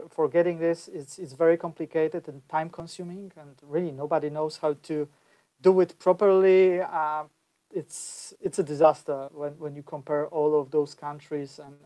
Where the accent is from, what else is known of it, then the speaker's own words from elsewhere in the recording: Poland; I'm from Poland